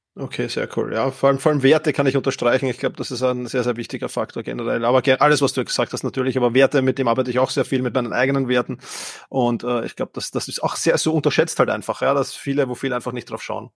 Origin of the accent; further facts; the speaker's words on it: Vienna, Austria; Wir sind beide aus Wien, wie man wahrscheinlich hört